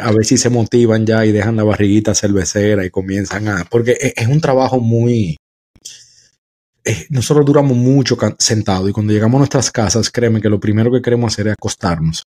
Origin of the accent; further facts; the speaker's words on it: Dominican Republic; now in United States; en mi país, República Dominicana